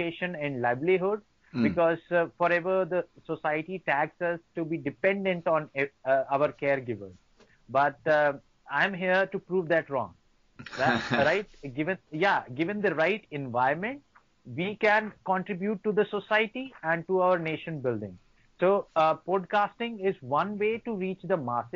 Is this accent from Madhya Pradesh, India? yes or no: yes; Singrauli district, Madhya Pradesh, India; I'm from Singrauli district, from Madhya Pradesh state of India